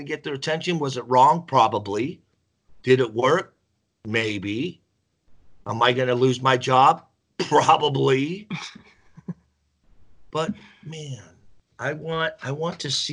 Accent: Bay Area, California, United States; moved away as an adult; also born or lived in Colorado Springs, Colorado; I'm from the Bay Area. I was born and raised in California, and then at 20 we moved to Colorado Springs, and that's where I really grew up. In Colorado. I was raised in the Bay Area

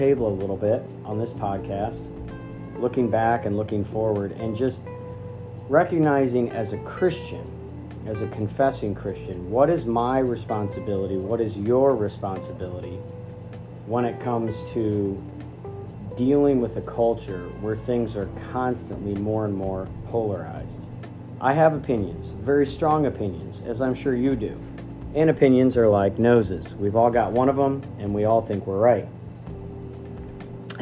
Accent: United States; as an American

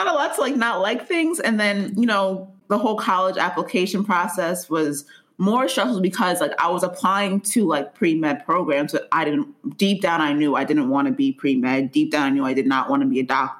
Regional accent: Nigeria; I'm Nigerian.

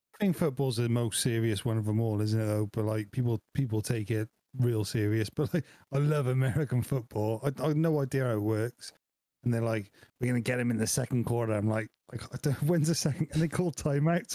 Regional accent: Wales, United Kingdom; I am Welsh

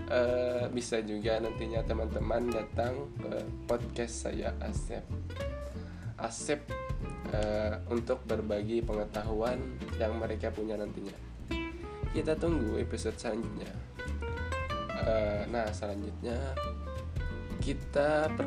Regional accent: Barabai, South Kalimantan, Indonesia; asal saya dari Kabupaten Hulu Sungai Tengah, Kota Barabai dan Umur saya sekarang adalah 22 tahun.

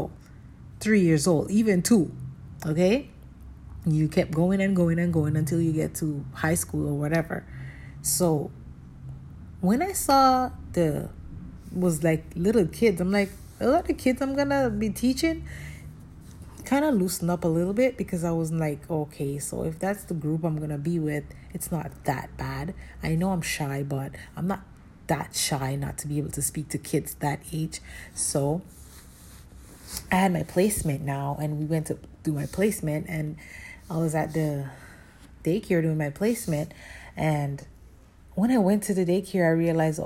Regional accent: Jamaica; moved away as an adult; now in Canada; I was born in Jamaica, but I currently live in Canada. I came here when I was 20 years old

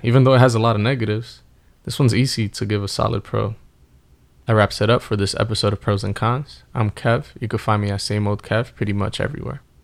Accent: New York City, New York, United States; moved away; also born or lived in New Jersey; I grew up in the Bronx around the same area as you

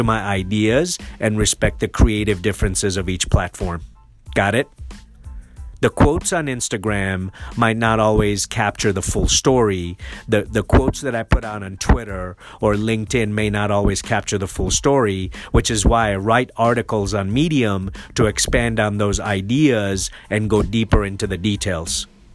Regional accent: Nairobi, Kenya; also born or lived in Mombasa, Kenya; now in United States; I'm an immigrant and I was born in Mombasa and raised in Nairobi

